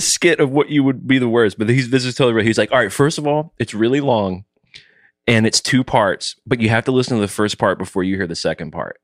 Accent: the South, United States; I was raised in the South

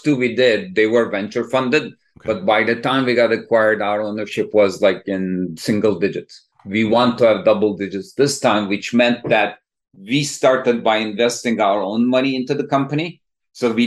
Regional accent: Istanbul, Turkey; moved away as an adult; also born or lived in Massachusetts, United States; now in Bay Area, United States; So originally, I'm from Istanbul, Turkey.

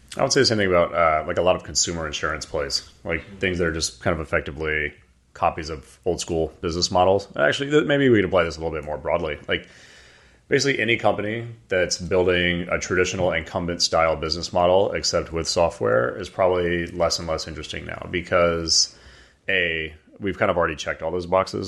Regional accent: Atlanta, Georgia, United States; moved away as an adult; We grew up in Atlanta

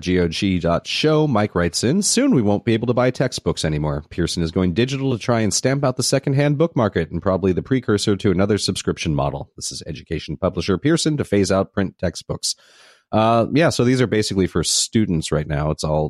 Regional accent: Malta; I come from Malta, which is, I know where Malta is.

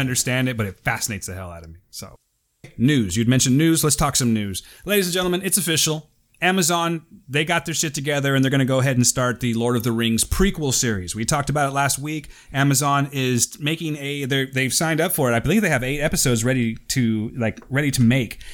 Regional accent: Fresno, California, United States; we're from Fresno

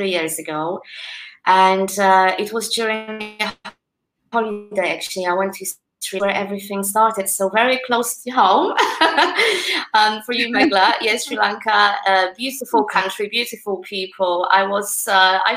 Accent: Poland; English is a second language; now in United Kingdom; Poland, my home country

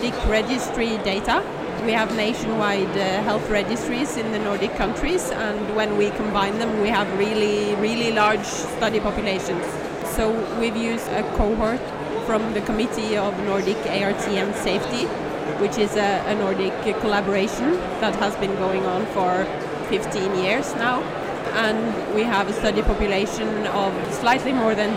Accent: Norway; I'm from Norway

